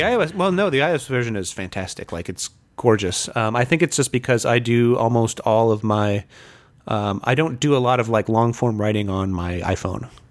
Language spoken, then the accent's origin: English; Fort Wayne, Indiana, United States; moved away; I was, uh, born and raised in Fort Wayne